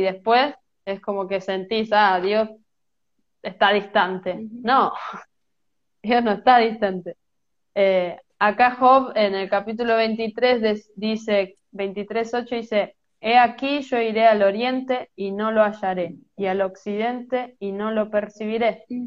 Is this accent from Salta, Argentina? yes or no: no; Merlo, Buenos Aires Province, Argentina; soy de Buenos Aires, Argentina, eh, de una ciudad que se llama Merlo, no estoy en la capital